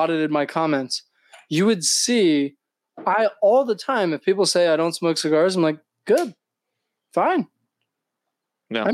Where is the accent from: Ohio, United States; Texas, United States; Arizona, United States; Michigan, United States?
Ohio, United States; Cincinnati; We grew up in Cincinnati together.